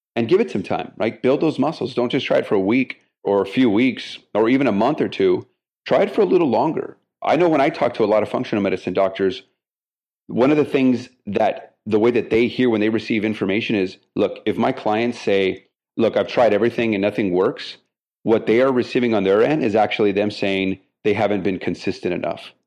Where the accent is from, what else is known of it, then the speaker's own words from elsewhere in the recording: El Paso, Texas, United States; now in Houston, United States; my hometown, El Paso, Texas